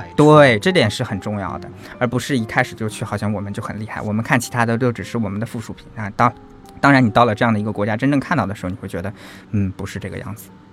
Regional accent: China; 我们这一群从遥远大陆来的中国人

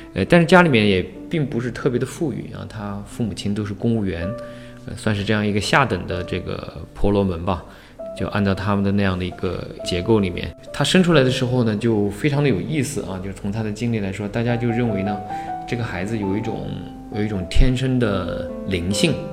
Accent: Huangshan, Anhui, China; now in Beijing, China; 回到我的家乡，呃，黄山

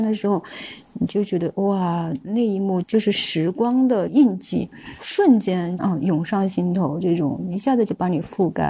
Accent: China; 我说：“我是中国人里面可能比较少数的这种人群，包括我的想法，包括我对于一些事情的看法等等什么的，我们。”

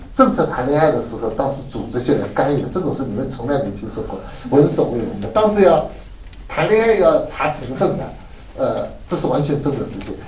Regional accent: Shanghai, China; 我是上海人

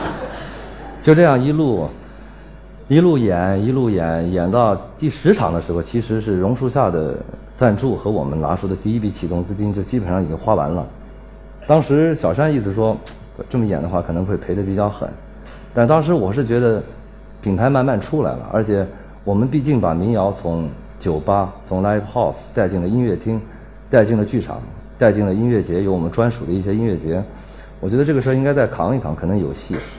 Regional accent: Anhui, China; moved away; also born or lived in Nanjing / Beijing; 我们家就住在安徽人。然后我在南京一直待到九八年

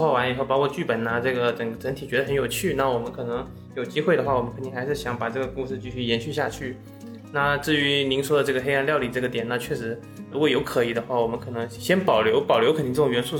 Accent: Fujian, China; 就是我我因为我福建人嘛，我们福建有个习惯，就是有时候我不知道是不是所有福建人都是这样

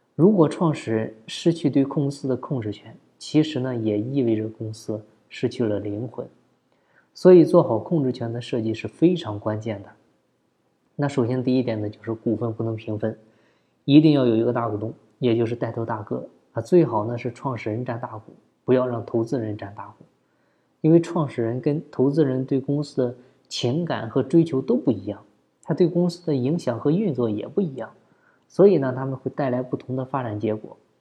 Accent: China; 我们中国人都喜欢讲情谊

